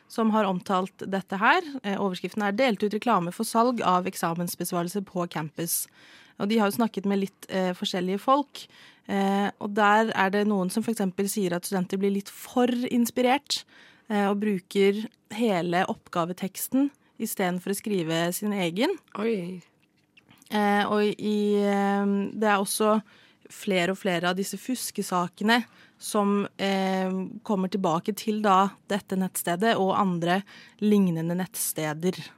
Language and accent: Norwegian; Norway; jeg er norsk.